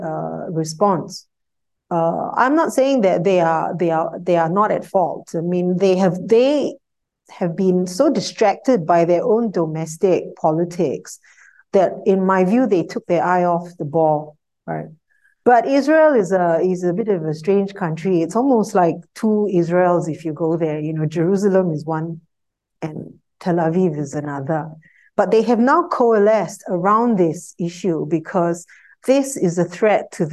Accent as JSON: {"language": "English", "country": "Singapore", "said": "as a Singaporean"}